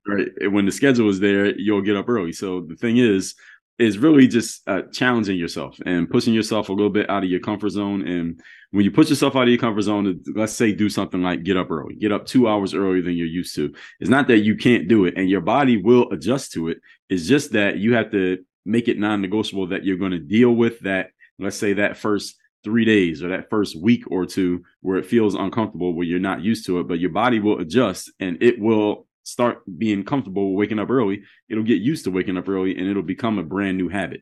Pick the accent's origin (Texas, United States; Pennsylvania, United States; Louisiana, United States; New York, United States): Pennsylvania, United States; Philadelphia; moved away as an adult; now in Miami, United States; I'm in Miami, Florida now. So, I'm from Philadelphia